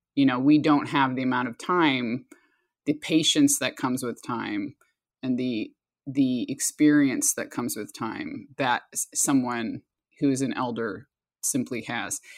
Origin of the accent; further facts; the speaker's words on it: Anchorage, Alaska, United States; also born or lived in Bristol Bay, Alaska; now in Sonoma, United States; I was born and raised in Alaska in a multi-generational indigenous family